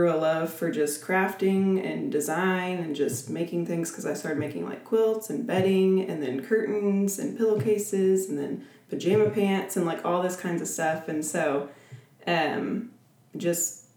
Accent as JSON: {"language": "English", "town": "Oklahoma City", "region": "Oklahoma", "country": "United States", "tie": "born or raised there", "said": "I grew up in Oklahoma City my entire life, was born and raised in Oklahoma"}